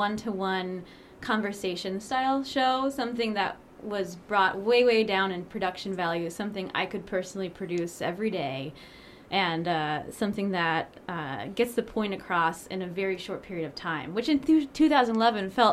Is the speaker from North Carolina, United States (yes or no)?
no; Ohio, United States; I'm from Ohio